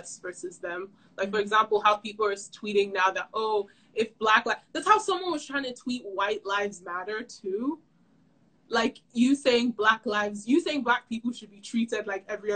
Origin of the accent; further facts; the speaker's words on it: Lagos, Nigeria; I'm from Lasgidi, Lagos, Nigeria